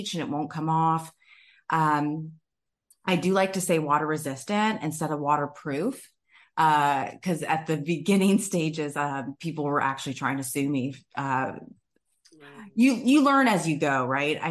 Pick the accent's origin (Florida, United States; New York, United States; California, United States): Florida, United States; Tampa; I was born and raised in Tampa, Florida